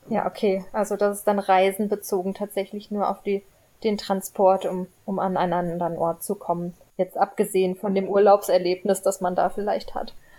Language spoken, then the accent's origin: German; Frankfurt, Hesse, Germany; ich komme aus Frankfurt